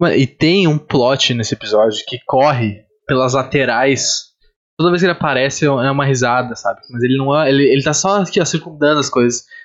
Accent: Rio Grande do Sul, Brazil; moved away; eu sou do Rio Grande do Sul, mas eu, eu, geralmente quando eu me refiro eu falo aqui, apesar de não estar morando no Rio Grande do Sul.

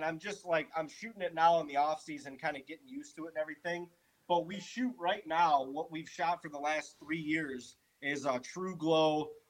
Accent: Ohio, United States; also born or lived in Chautauqua County, New York; Yeah, we're from Ohio.

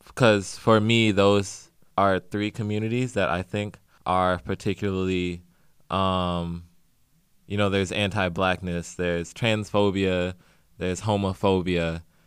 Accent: St. Louis, Missouri, United States; now in Los Angeles, United States; I'm from Saint Louis, Missouri, originally

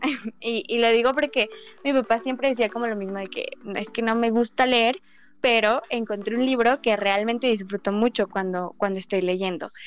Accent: Mexico

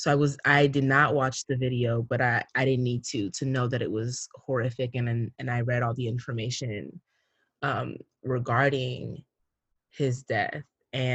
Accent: Cameroon; the Anglophone crisis as well that's happening in my home country, Cameroon

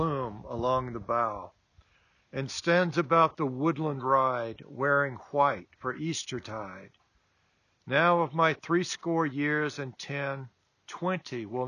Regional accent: the South, United States; Growing up in the South, as I did

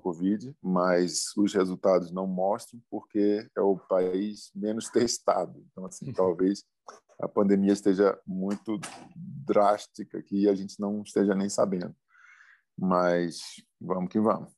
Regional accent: Rio de Janeiro, Brazil; tô numa Olimpíada, na minha cidade, onde eu nasci, com a família inteira

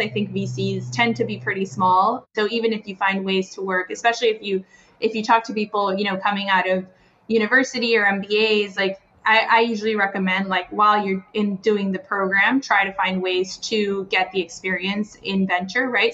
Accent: Guatemala; moved away as an adult; now in United States; I am from Guatemala and sort of left Guatemala for college. Have been in the U.S. since then

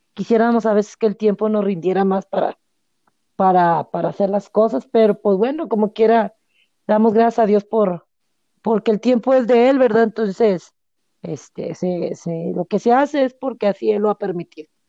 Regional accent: Monterrey, Nuevo León, Mexico; moved away; yo soy de allá de Monterrey

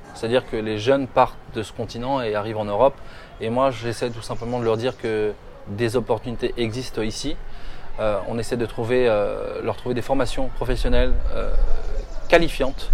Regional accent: France; moved away; tu es comme moi, tu vis en France, on a vécu en France, on a grandi en France

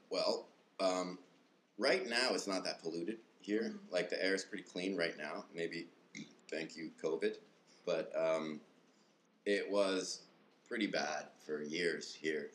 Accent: Manitoba, Canada; moved away as an adult; now in Taiwan; I'm from Manitoba, Canada

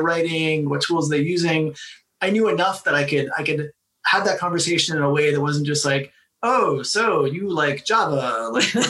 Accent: South Florida, United States; I grew up in Florida.

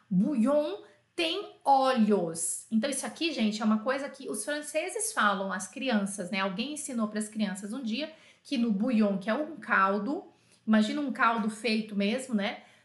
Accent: Brazil; assim como eu, brasileiro

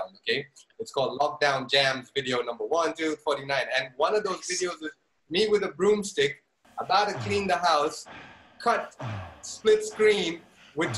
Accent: Zambia; moved away; also born or lived in India; I grew up in Zambia, in Africa

